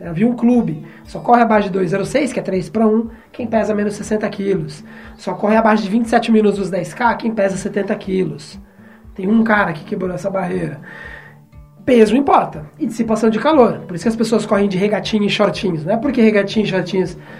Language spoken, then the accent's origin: Portuguese; Brazil; eu sou brasileiro